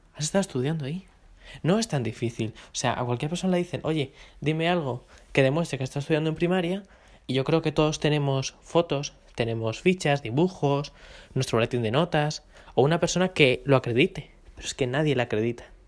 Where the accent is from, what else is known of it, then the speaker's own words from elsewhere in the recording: Madrid, Community of Madrid, Spain; yo como madrileño